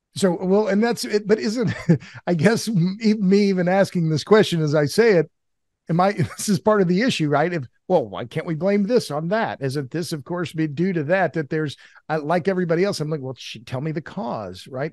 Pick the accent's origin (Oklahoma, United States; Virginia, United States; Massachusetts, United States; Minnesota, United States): Oklahoma, United States; now in Texas, United States; I've lived in Texas. I'm from Oklahoma.